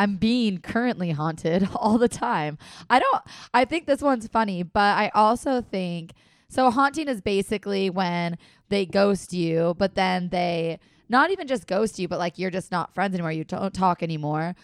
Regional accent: Minnesota and Wisconsin, Upper Midwest, United States; accent: Minnesota/Wisconsin; That is how we talk in Minnesota and Wisconsin.

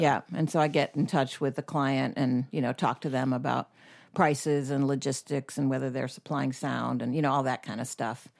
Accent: Knightdale, North Carolina, United States; moved away as an adult; also born or lived in Syracuse, New York / Atlanta; now in Florence, United States; I grew up in, uh, Syracuse, New York for the first nine years, and then North Carolina for the next nine

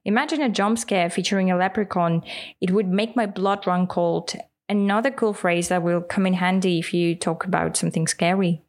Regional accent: Russia; first language Russian; English is a second language; In Russian, we would say

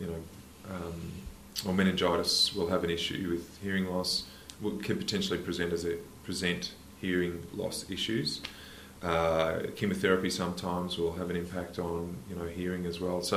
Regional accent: Queensland, Australia; also born or lived in Rockhampton / Dalby / Goondiwindi / Ballandean; So I'm a Queensland kid through and through. I was born in Rockhampton.

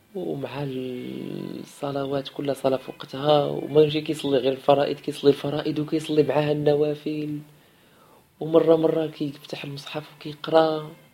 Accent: Morocco; عندنا في المغرب

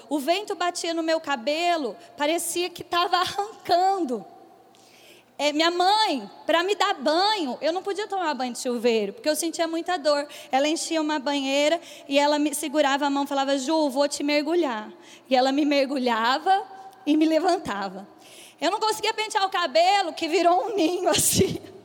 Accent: Bauru, São Paulo, Brazil; eu sou do interior de São Paulo, eu sou de Bauru

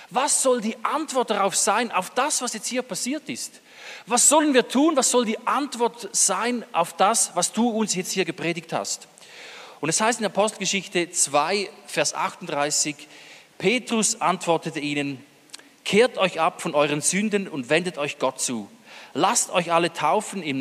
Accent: Eastern Switzerland, Switzerland; wir kommen aus derselben Ecke, aus der Ostschweiz. Also wenn wir beide Hochdeutsch sprechen, hört man es nicht, aber sonst würde man es hören.

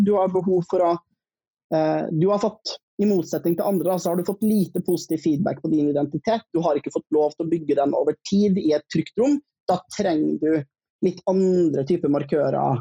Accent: Trøndelag, Norway; accent: Trøndersk; jeg er trønder

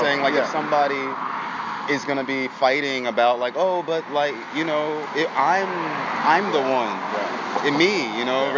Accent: Washington, District of Columbia, United States; moved away as an adult; also born or lived in Seattle; I was born and raised in D.C.

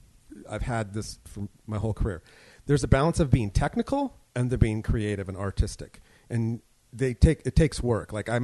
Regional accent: San Jose, California, United States; San Jose, California.

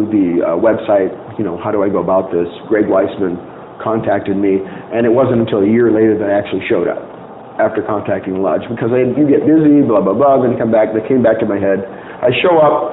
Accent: Tempe, Arizona, United States; also born or lived in Los Angeles, California; now in Phoenix, United States; I was born in Los Angeles, but basically grew up in Tempe, Arizona all my life

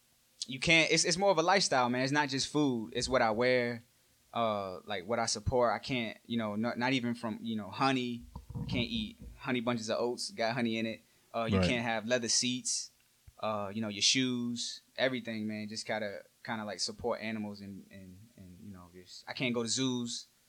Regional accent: Brooklyn, New York, United States; born there; also born or lived in New Jersey / Virginia / Puerto Rico; I'm from all over, man. I was born in Brooklyn. I lived in Jersey. I lived in New York. I lived in VA. I just did 2 years in PR.

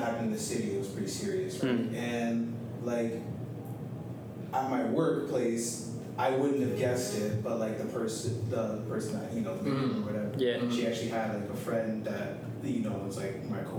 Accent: Hamilton, Ontario, Canada; also born or lived in Toronto (Etobicoke), Ontario; I was born there. Moved to Hamilton when I was like 5 or 6 or so. And then from there, I've been in Hamilton. Grew up there.

